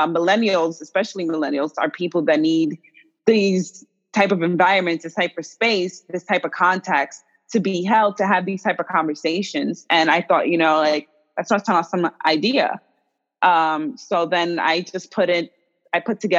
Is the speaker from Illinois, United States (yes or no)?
no; New York, United States; also born or lived in Dominican Republic / Los Angeles; This is where I was raised in New York. I'm from the Dominican Republic, but I was raised here in New York